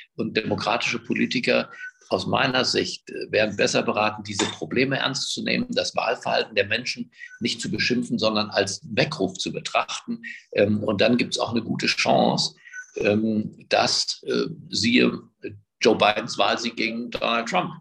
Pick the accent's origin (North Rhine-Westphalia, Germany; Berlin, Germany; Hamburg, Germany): Berlin, Germany; ich bin halt in Berlin geboren, ich spreche auch kein Ungarisch